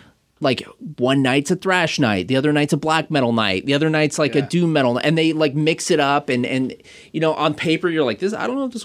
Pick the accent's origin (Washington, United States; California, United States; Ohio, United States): Washington, United States; Kent; I grew up down in Kent